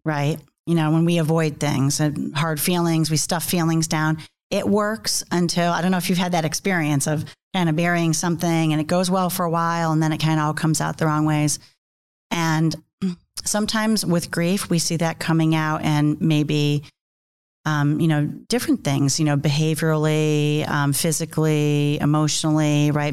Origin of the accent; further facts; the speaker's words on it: New York, United States; I'm from New York, so I talk with my hands